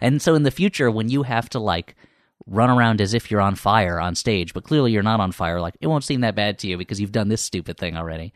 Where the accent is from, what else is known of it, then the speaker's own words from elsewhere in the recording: Millburn, New Jersey, United States; moved away as an adult; also born or lived in New York; now in Los Angeles, United States; I grew up in New Jersey.